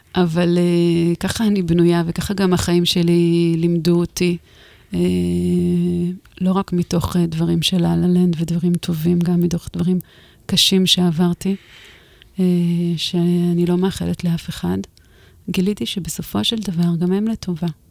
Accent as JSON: {"language": "Hebrew", "area": "the Galilee and the Golan", "region": "Northern District", "country": "Israel", "tie": "born or raised there", "said": "אני בילדות שלי גדלתי בגליל ובגולן"}